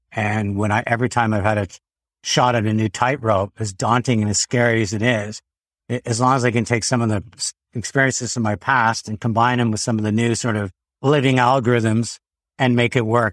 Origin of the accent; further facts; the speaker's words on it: Quebec, Canada; We grew up in Quebec